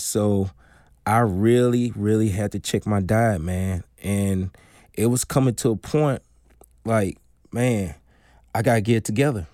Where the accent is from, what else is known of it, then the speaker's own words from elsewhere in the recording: Darling, Mississippi, United States; also born or lived in Jackson, Mississippi; born and raised in Darling, Mississippi